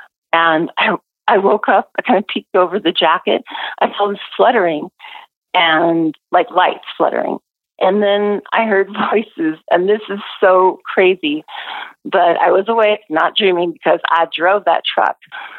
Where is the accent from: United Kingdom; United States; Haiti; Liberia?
United States; Pacific Northwest; I grew up in the Northwest, and yeah, we're very familiar over here